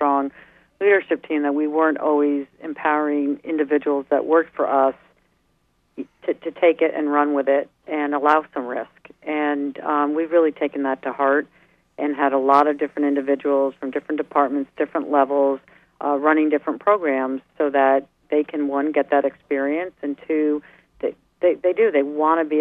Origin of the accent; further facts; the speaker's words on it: New York, United States; moved away; also born or lived in East Coast; I'm a New Yorker, right, at heart